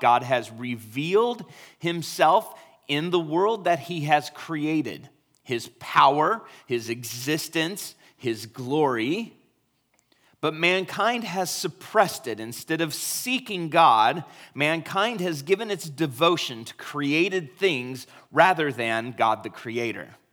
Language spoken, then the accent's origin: English; United States; we are American